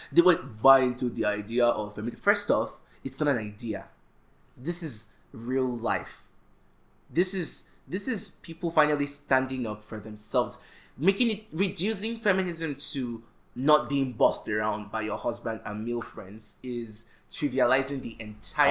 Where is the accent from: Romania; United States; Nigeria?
Nigeria; we as young Nigerian males